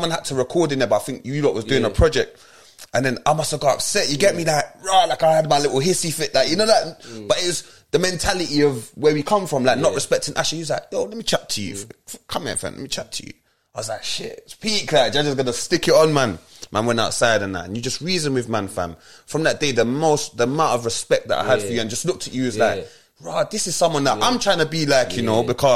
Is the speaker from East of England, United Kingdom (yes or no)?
no; London, United Kingdom; when we was growing up in Lambeth